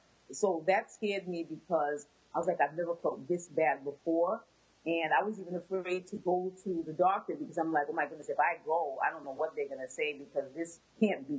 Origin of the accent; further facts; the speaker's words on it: Boston, Massachusetts, United States; I was born and raised in Boston, Massachusetts. My family is originally from Haiti.